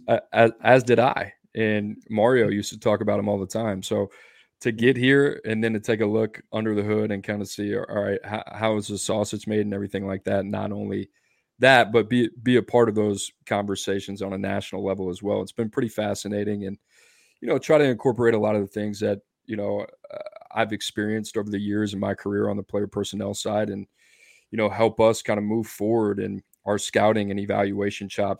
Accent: Louisiana, United States; moved away; I grew up in Louisiana

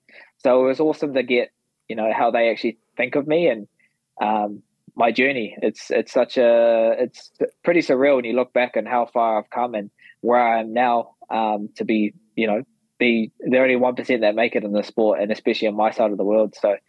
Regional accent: Napier, Hawke's Bay, New Zealand; going back into my hometown, back onto Amarai down in Napier

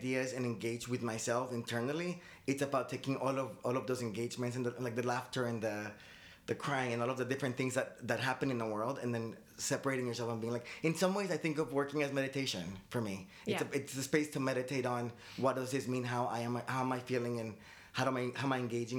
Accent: Medellín, Antioquia, Colombia; also born or lived in Boston / Miami / Fort Lauderdale; now in United States; I'm Colombian. I mean, my parents are Colombian. I was born in Boston, but I grew up between Medellin and Miami.

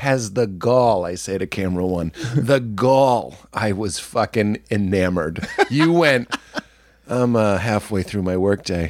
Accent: Boston, Massachusetts, United States; I'm so kind of like PTSD'd from growing up in Boston

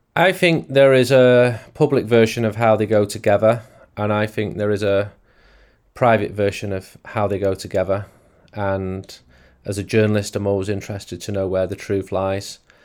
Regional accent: England, United Kingdom; as an English person

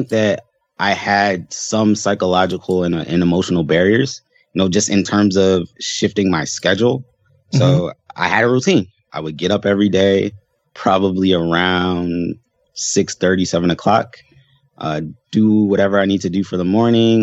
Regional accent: Baltimore, Maryland, United States; moved away as an adult; now in Seattle, United States; I am from Baltimore, Maryland.

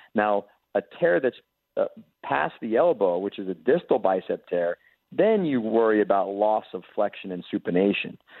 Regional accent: Jacksonville, Florida, United States; I actually grew up here in Jacksonville, Florida

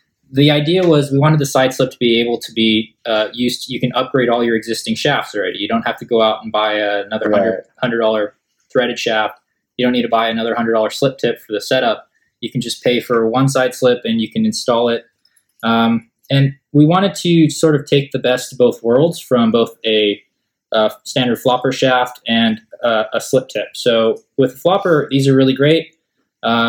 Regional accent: Southern California, United States; we're from Southern California

